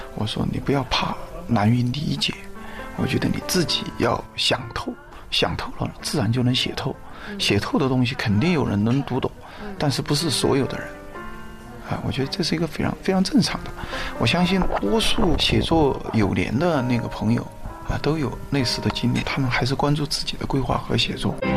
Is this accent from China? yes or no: yes; Guang'an, Sichuan, China; 我是在那个四川的乡村里面长大的嗯，在那个广安的武圣县，我在那儿出生嗯。呃，在那儿一直读到那个高中毕业